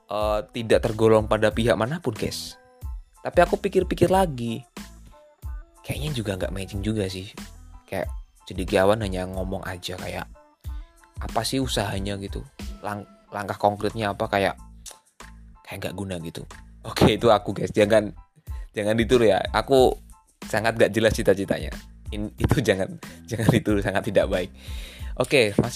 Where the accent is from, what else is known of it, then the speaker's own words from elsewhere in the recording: Semarang, Central Java, Indonesia; kalau di tempat di kota aku kan Semarang ya jadi aku seneng PSIS gitu kan